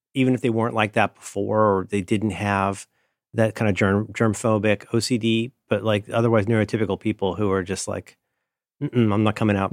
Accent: Cincinnati, Ohio, United States; I'm from Cincinnati

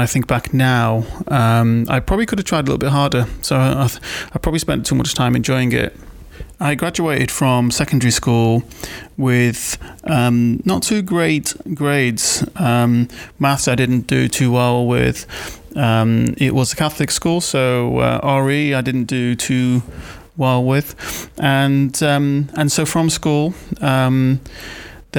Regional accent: Wirral, North West England, United Kingdom; now in Manchester, United Kingdom; I grew up in Wirral, 1986, to a single-parent household

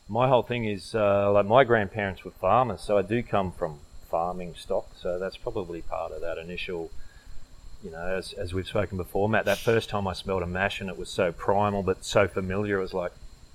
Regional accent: Young, New South Wales, Australia; moved away; also born or lived in Canberra; I grew up in a country town before we moved to Canberra, I grew up in Young, and, you know, that's just surrounded by cherry trees and stone fruit

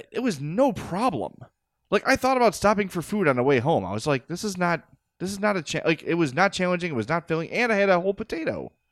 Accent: Oak Lawn, Illinois, United States; I grew up in Oak Lawn. I was raised in Oak Lawn.

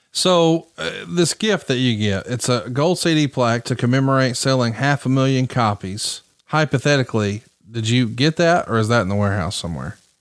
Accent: the South, Southern United States, United States; accent: Southern

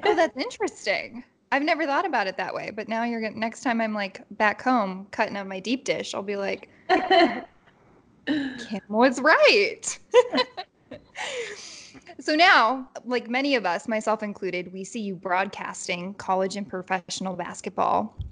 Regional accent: Chicago, Illinois, United States; moved away; chicago which is where i'm from

